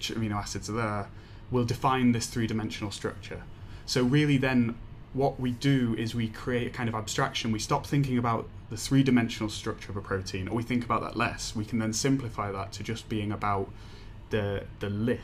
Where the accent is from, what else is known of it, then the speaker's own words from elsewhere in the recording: Leeds, Yorkshire and the Humber, United Kingdom; now in Edinburgh, United Kingdom; I'm from Leeds in England